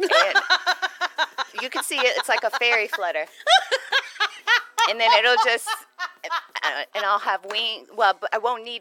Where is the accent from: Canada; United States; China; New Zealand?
United States; Houston, Texas; I grew up in Houston